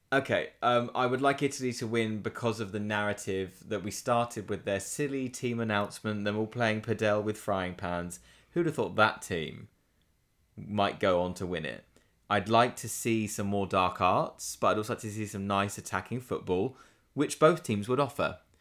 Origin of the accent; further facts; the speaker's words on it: England, United Kingdom; I use we in the, in the English way, I am English